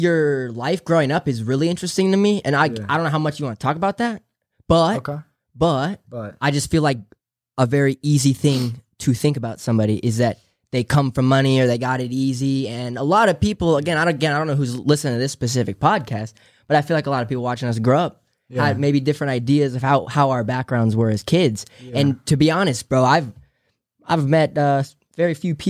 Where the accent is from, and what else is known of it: San Diego, California, United States; born or raised there